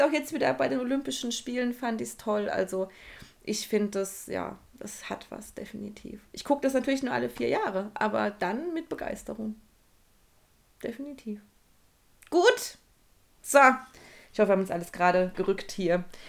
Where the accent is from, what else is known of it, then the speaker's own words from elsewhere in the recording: Hesse, Germany; also born or lived in Frankfurt; Und ich komme ja sogar aus Hesse.